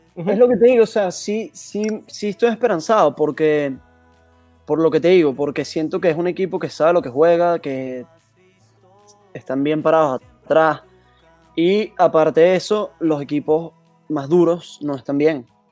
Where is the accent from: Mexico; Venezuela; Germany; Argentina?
Venezuela; Caracas, Capital District; aquí en Caracas